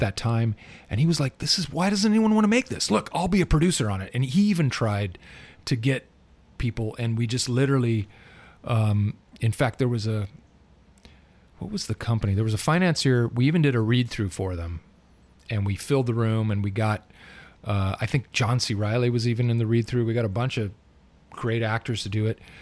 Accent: Southern California, United States; I'm a legit born and raised in Southern California

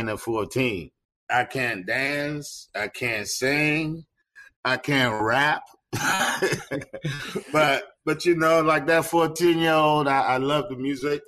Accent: Washington, District of Columbia, United States; moved away as an adult; also born or lived in Ghana; now in Seattle, United States; I'm originally from Ghana, West Africa. I grew up in the D.C. area.

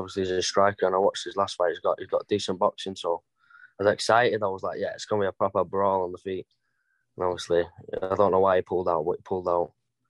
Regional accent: Stockport, North West England, United Kingdom; I'm from Stockport

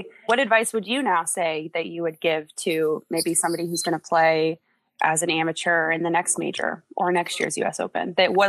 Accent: Orlando, Florida, United States; I'm from Orlando, by the way.

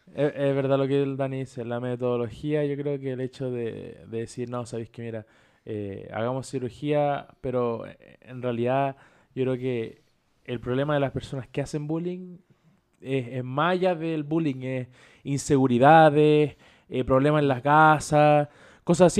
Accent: Chile; como chileno

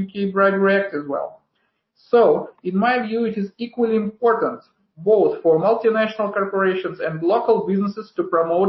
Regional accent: Uzbekistan; moved away; Originally, for instance, I'm from Uzbekistan

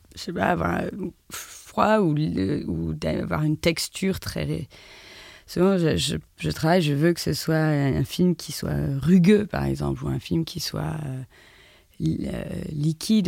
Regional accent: France; moved away as an adult; also born or lived in London, United Kingdom; je, dois autant à l'Angleterre qu'à la France, d'où je suis

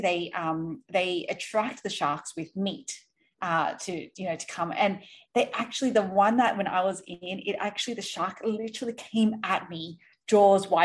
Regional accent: Australia; moved away as an adult; also born or lived in Sydney; now in New York City, United States; I'm from originally from Australia. I live in New York City now

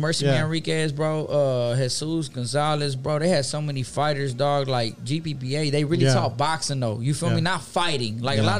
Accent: Houston, Texas, United States; I'm from Meadowbrook, though.

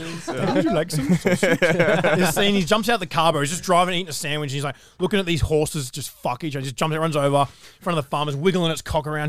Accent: Newcastle, New South Wales, Australia; That's where I'm from. That's where we're both from.

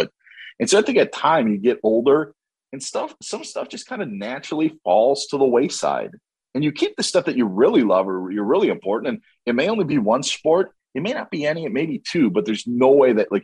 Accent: Merrill, Wisconsin, United States; went to high school near my hometown of Merrill

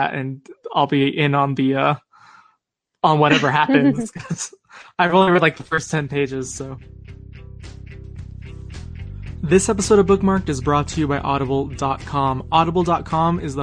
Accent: Arizona, United States; I'm from Arizona

